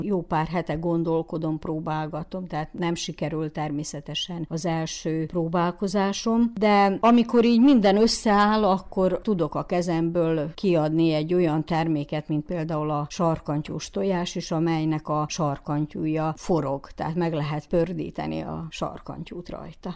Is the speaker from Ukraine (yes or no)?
yes; Muzhiievo, Zakarpattia Oblast, Ukraine; maradjunk a muzsiai területünkön, szülőfalunkba